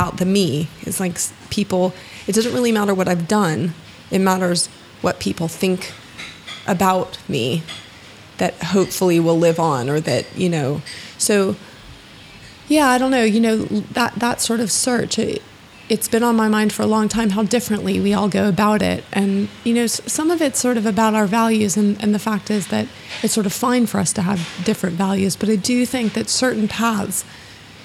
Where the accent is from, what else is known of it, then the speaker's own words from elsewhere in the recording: Florida, United States; I'm from Florida